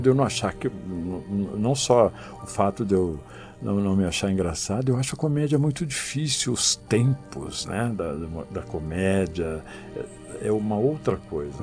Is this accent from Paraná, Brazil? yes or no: no; Penápolis, São Paulo, Brazil; moved away as an adult; now in Brasília, Brazil; sempre fiz teatro amador lá na minha cidade, no interior uhum. de São Paulo, em Penápolis.